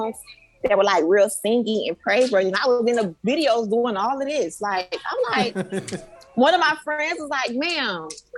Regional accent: Miami, Florida, United States; I grew up in the inner city. I grew up in Liberty City.

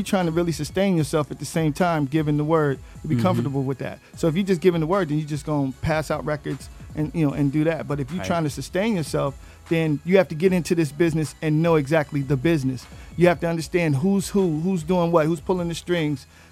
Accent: West Coast, United States; I'm from the West Coast

